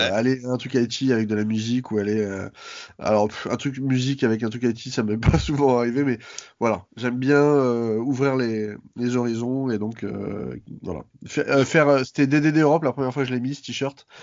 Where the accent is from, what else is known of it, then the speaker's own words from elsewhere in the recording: Paris, Île-de-France, France; also born or lived in Seine-Saint-Denis; j'ai grandi, euh, à Paris, dans le centre de Paris